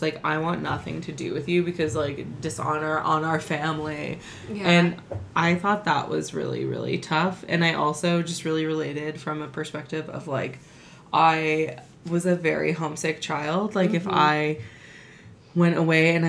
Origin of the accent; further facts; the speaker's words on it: California, United States; We're from California. It's the way we talk.